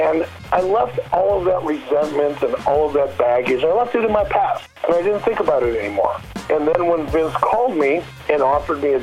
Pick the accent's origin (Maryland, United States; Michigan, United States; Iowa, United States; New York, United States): Michigan, United States; Detroit; when I was a kid growing up in Detroit